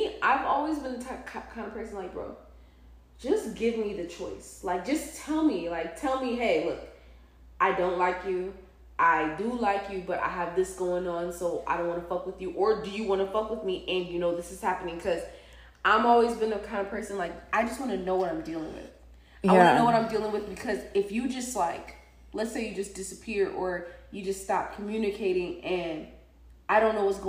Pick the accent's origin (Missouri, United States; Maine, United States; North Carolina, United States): Missouri, United States; St. Louis; also born or lived in New York City; now in Atlanta, United States; when I was a kid growing up in St. Louis